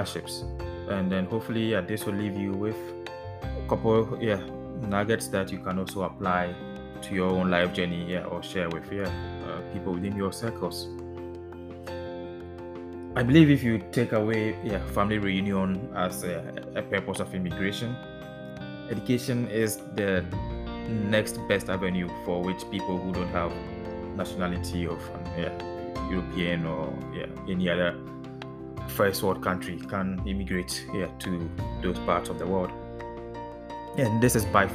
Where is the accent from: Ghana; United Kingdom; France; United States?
Ghana; moved away as an adult; now in Netherlands